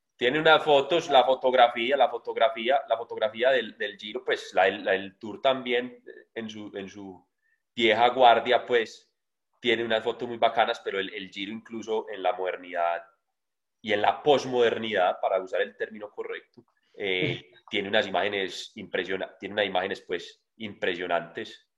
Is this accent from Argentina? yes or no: no; Colombia; siendo un colombiano